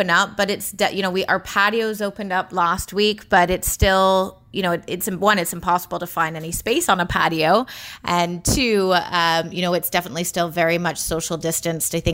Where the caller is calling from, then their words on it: Toronto, Ontario, Canada; I am sitting in Toronto, right in the locked down downtown core right now.